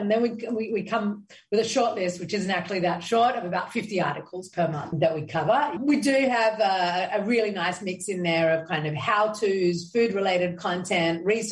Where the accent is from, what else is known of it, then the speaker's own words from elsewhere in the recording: Sydney, New South Wales, Australia; now in Israel; growing up as a Jew in Australia, I felt like an other, like you're saying. And then I moved over to Israel. I'm like, okay, well, now I'm an Australian living in Israel